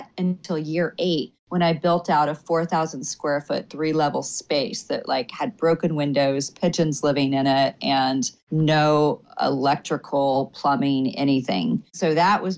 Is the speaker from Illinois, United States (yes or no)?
no; Oklahoma, United States; now in Washington, D.C., United States; small town girl. I mean, I'm originally from Oklahoma